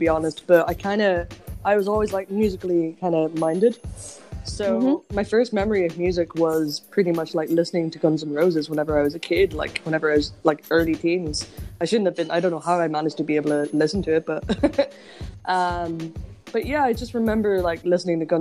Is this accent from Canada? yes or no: no; Enniskillen, Northern Ireland, United Kingdom; My first gig was in my hometown, and it was in Enniskillen